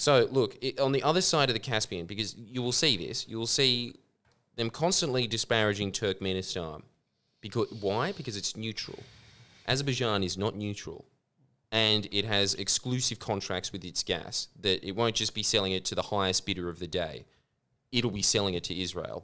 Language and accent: English; Pakistan; moved away; my home country